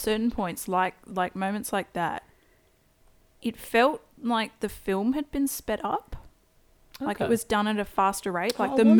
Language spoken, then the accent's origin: English; Queensland, Australia; I come from Queensland Bogenstock.